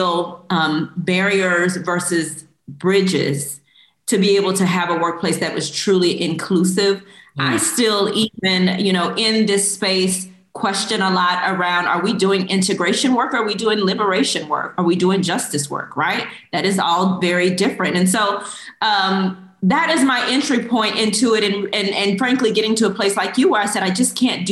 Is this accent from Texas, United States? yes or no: yes; Houston, Texas, United States; also born or lived in Korea; I grew up in Houston, Texas